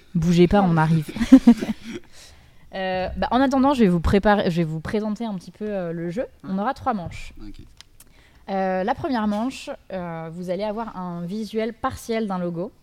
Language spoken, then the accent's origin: French; Dijon, Bourgogne-Franche-Comté, France; moved away; je viens de Dijon. Quand je suis partie, il y avait absolument rien